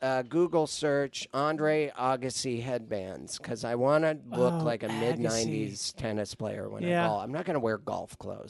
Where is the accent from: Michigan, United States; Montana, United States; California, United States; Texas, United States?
Montana, United States; now in Los Angeles, United States; my hometown in Montana